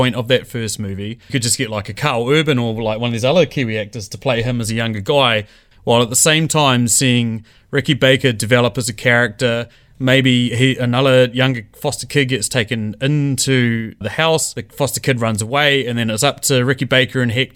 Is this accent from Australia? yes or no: no; England, United Kingdom; as a English person